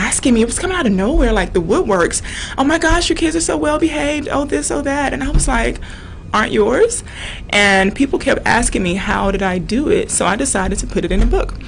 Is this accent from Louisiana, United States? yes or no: yes; Louisiana, United States; I'm from Louisiana